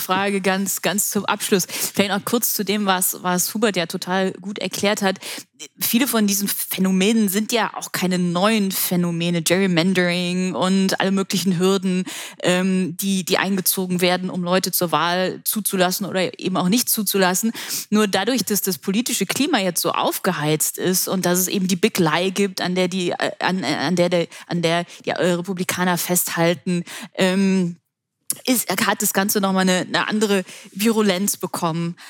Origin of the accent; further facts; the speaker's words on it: Germany; für uns als Deutsche und als Europäer